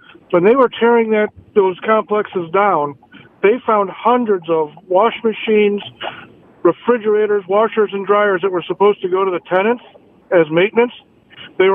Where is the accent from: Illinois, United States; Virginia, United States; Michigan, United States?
Illinois, United States; Chicago; moved away as an adult; now in Charlotte, United States; I grew up in Chicago